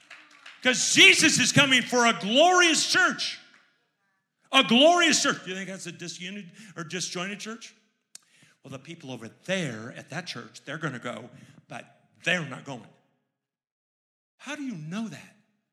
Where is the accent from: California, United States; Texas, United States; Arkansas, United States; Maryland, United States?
Maryland, United States; Baltimore; I'm from Baltimore. And in Baltimore, we don't have those kind of people.